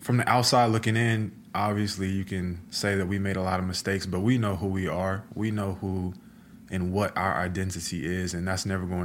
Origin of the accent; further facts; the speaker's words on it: North Carolina, United States; moved away as an adult; now in Oklahoma, United States; I'm from North Carolina